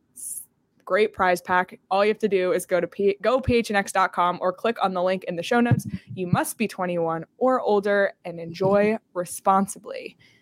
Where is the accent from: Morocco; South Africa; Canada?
Canada; moved away; growing up in Canada, not only did I grow up in Canada